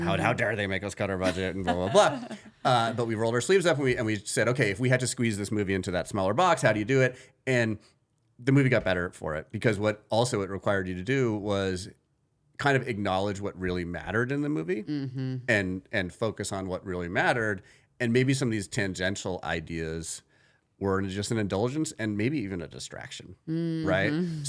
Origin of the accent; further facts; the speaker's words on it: New England, United States; So basically, I grew up in New England.